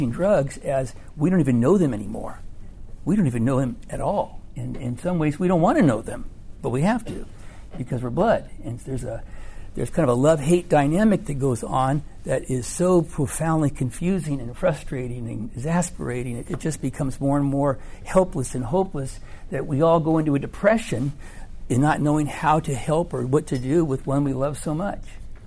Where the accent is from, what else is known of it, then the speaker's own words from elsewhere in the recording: California, United States; I'm from California